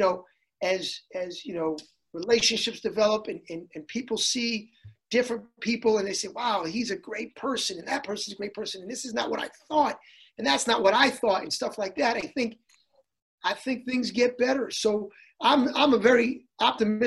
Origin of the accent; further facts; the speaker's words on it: Hartford, Connecticut, United States; I grew up in a city, I grew up in Hartford, which was a very diverse city